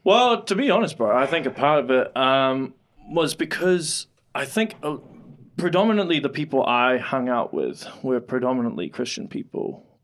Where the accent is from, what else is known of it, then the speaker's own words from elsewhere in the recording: Auckland, New Zealand; moved away; I grew up in Auckland, right? And obviously in West Auckland